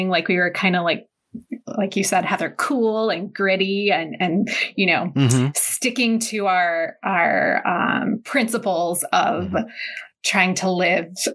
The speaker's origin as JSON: {"language": "English", "town": "Medina", "country": "United States", "tie": "born or raised there", "also_born_or_lived": "Lakewood"}